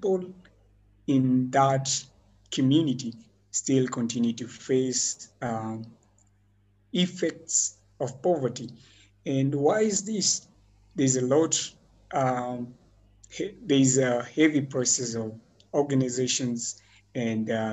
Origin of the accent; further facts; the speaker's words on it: Nairobi, Kenya; I grew up in Makuru, which is an urban slum located in Nairobi